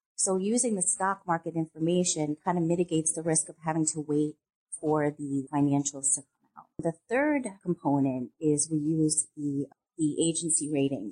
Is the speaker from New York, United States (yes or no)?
yes; upstate New York, United States; I was raised in New York, upstate New York